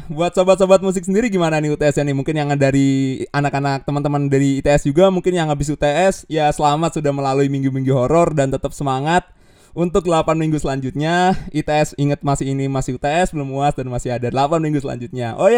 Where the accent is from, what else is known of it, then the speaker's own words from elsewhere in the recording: Jakarta, Indonesia; dan uh, mungkin gue dari Jakarta, gue dari MMC juga